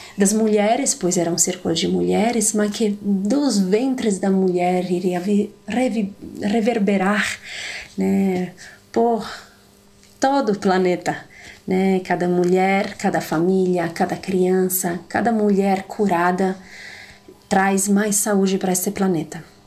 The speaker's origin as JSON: {"language": "Portuguese", "area": "the Alps", "region": "northern Italy", "country": "Italy", "tie": "born or raised there", "also_born_or_lived": "Paraná, Brazil", "accent": "Italian", "second_language": "Portuguese", "moved": "as an adult", "lives_now": "Brazil", "said": "eu sou italiana, como devem estar percebendo um pouco do meu sotaque diferente. Nasci em outras montanhas, em outros bosques lá do norte da Itália, dos Alpes"}